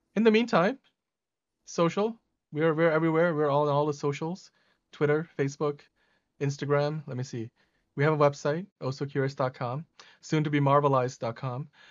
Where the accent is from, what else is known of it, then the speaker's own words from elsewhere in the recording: Pakistan; moved away; I was born in Pakistan